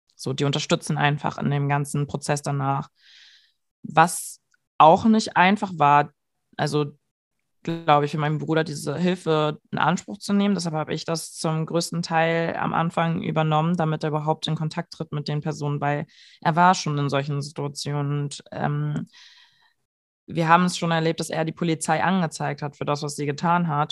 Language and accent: German; Germany; ich einfach deutsch bin